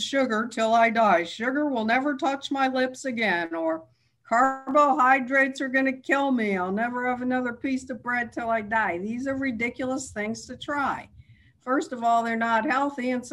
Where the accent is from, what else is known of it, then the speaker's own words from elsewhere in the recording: New York City, New York, United States; now in Irvine, United States; I grew up in Manhattan